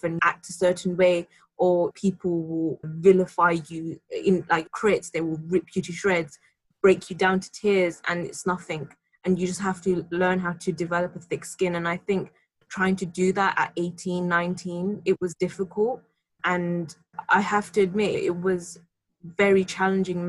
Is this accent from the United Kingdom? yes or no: yes; London, United Kingdom; being a Londoner, I've been in London my entire life